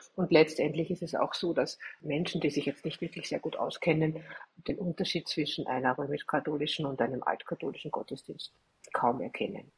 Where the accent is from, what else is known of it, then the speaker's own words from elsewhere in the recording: Austria; bei uns in Österreich